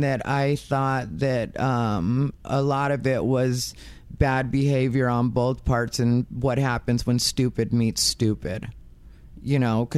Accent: Arizona, United States; I'm also from Arizona.

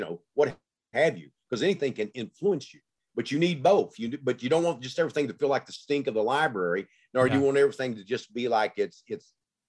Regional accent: the South, United States; I grew up in the South during segregation, you know, and so I write about that.

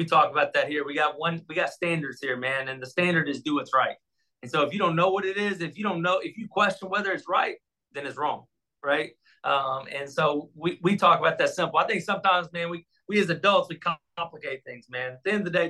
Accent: Texas, United States; moved away as an adult; I grew up in Texas

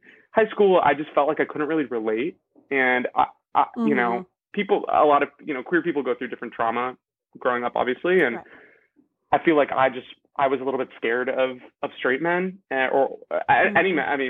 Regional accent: Los Angeles, California, United States; I'm joining you from Los Angeles, California, where I'm from

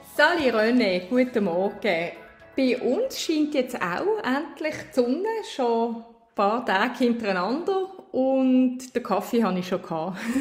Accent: Switzerland; als Schweizerin

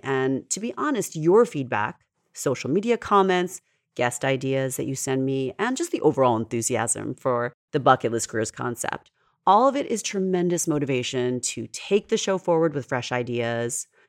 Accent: New York, United States; I'm a New Yorker and we are at our core a fast paced breed

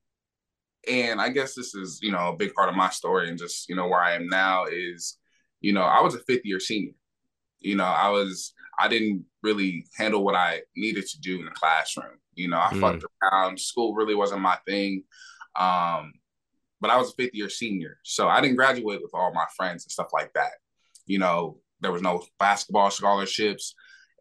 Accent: Bellevue, Washington, United States; also born or lived in Los Angeles, California; I was born in Los Angeles, California. My dad was doing this thing in the streets, you know, hustling, you know, not really doing what my mom expected out of him. So she took me and my sister, who she was pregnant with at the time, moved to Washington State. So I grew up in a city called Bellevue, Washington.

